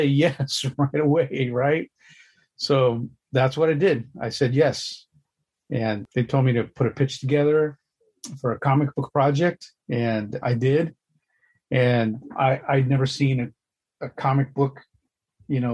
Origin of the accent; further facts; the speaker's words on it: Los Angeles, California, United States; my creative journey starts in Los Angeles. That's where I was born and raised.